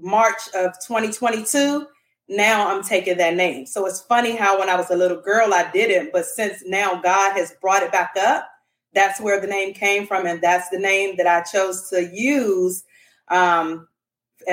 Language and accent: English; Washington, District of Columbia, United States; also born or lived in Dallas, Texas; now in Houston, United States; I am originally from Washington, D.C. I am currently residing in Texas. I'm in Houston for now.